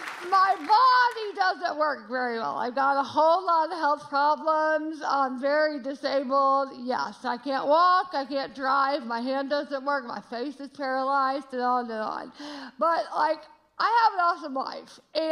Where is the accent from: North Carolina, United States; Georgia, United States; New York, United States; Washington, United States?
Georgia, United States; I say y'all a lot. I'm from Georgia, but we are loving Chicago.